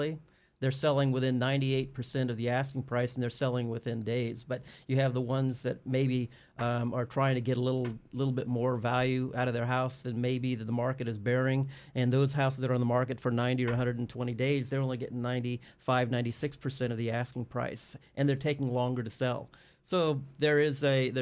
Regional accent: Morro Bay, California, United States; also born or lived in Cambria / Bakersfield; I'm a local boy here. I grew up in Morro Bay in Cambria

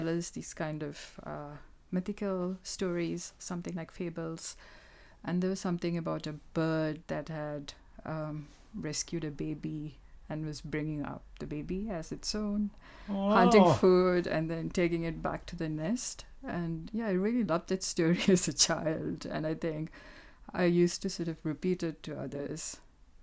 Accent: Kerala, India; first language Malayalam; English is a second language; moved away as an adult; now in United Kingdom; I grew up in Kerala, which is in the south of India

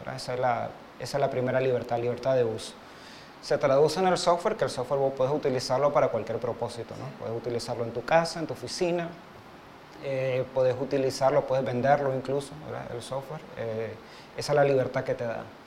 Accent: Montevideo, Uruguay; now in Nicaragua; soy uruguayo, nací en Montevideo, pero soy nicaragüense de corazón

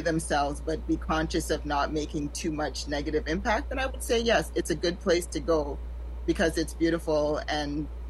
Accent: Toronto, Ontario, Canada; also born or lived in Saint Vincent and the Grenadines; I'm from Toronto, Canada, and by originally meaning that I'm simply born here

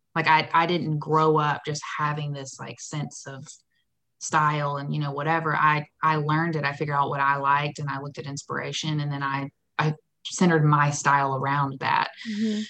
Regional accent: Warner Robins, Georgia, United States; moved away as an adult; also born or lived in Nashville, Tennessee; now in Atlanta, United States; I'm from Warner Robins, Macon area

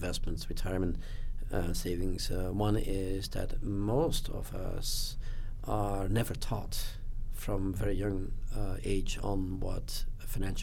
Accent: Belgium; I grew up in Belgium

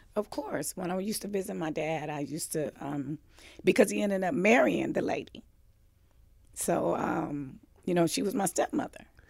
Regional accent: Los Angeles, California, United States; also born or lived in Mississippi; was born and raised in Los Angeles, California

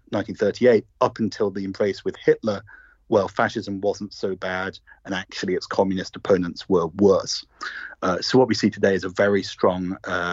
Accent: United Kingdom; as you'll guess from my accent, I'm British myself.

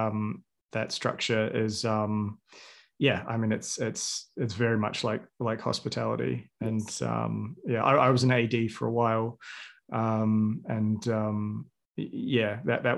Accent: New Zealand; I was 13 when Lord of the Rings came out, and I'm from New Zealand.

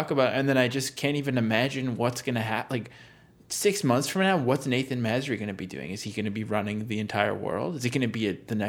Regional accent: Canada; as a Canadian do I feel proud to share a nation with him

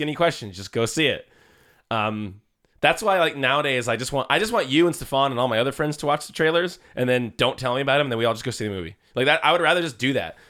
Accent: Vallejo, California, United States; people I grew up with in Vallejo.

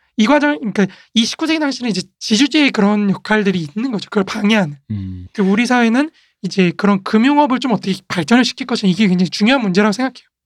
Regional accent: South Korea; 우리 한국인이잖아요.

